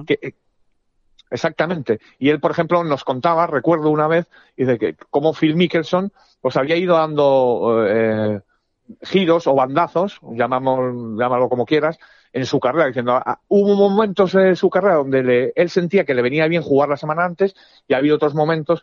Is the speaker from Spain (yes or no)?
yes; Spain; yo soy de España, como español, europeo